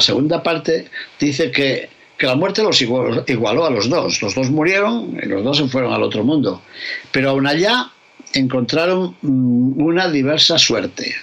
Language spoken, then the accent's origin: Spanish; León, Castile and León, Spain; mi tierra de León